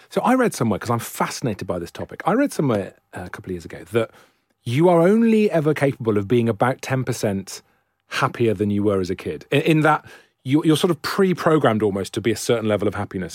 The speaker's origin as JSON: {"language": "English", "region": "Wales", "country": "United Kingdom", "said": "I'm Welsh"}